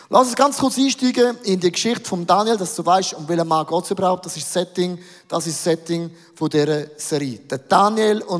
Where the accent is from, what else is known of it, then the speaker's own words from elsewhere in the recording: Switzerland; Wir sind doch Schweizer, wir sind doch Eidgenossen, oder?